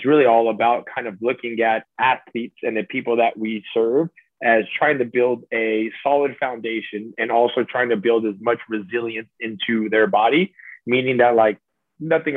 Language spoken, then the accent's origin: English; Salinas, California, United States; I was born and raised out there